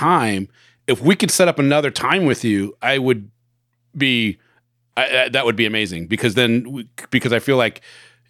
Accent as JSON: {"language": "English", "town": "Bremerton", "region": "Washington", "country": "United States", "tie": "born or raised there", "said": "I grew up in Bremerton in Washington, so did Johnny."}